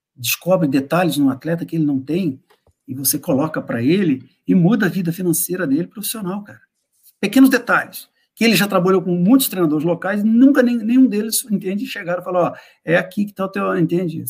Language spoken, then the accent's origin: Portuguese; Brazil; nós, que somos brasileiros